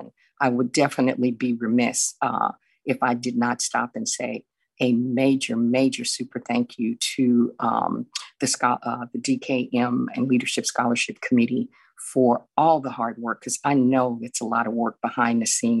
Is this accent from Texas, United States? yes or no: yes; Houston, Texas, United States; but I am from Houston, Texas. I'm a native Houstonian, and I am currently employed.